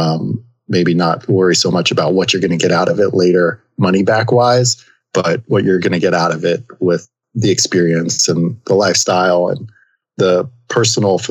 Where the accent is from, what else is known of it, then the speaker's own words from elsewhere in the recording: Northwest New Jersey, United States; I grew up in New Jersey, Northwest New Jersey